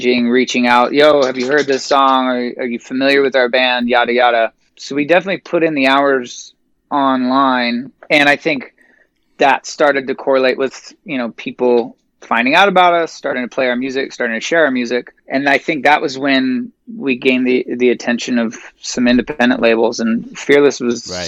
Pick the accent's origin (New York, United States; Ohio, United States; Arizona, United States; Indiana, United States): Arizona, United States; Phoenix; I was born and raised here in Phoenix